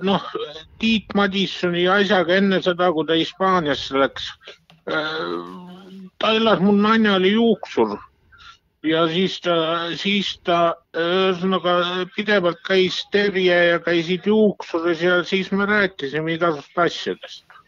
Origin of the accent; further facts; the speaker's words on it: Lihula, Lääne County, Estonia; ma olen ju Lihulast ise